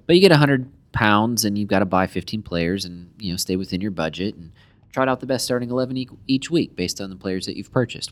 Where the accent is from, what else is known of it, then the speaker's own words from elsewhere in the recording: United States; as American soccer fans, football fans